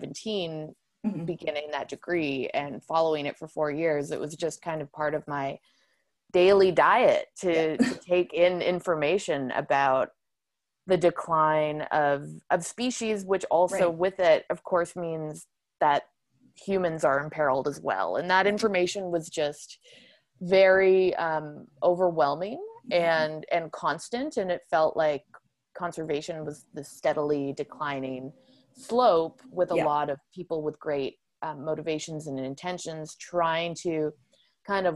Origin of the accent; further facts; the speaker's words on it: Ontario, Canada; growing up in Ontario and going to Northern Ontario wild spaces and places as a kid